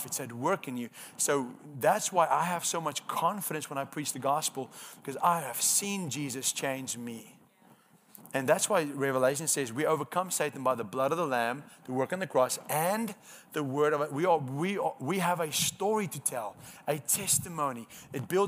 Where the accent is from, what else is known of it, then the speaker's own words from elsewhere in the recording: South Africa; first language Afrikaans; English is a second language; moved away; I'm Afrikaans, so my first language is not